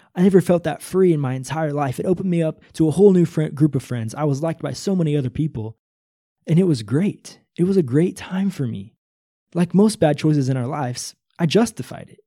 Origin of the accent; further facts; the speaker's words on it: Northwest Missouri, United States; Probably from zero to nineteen or twenty years old, I grew up in Northwest Missouri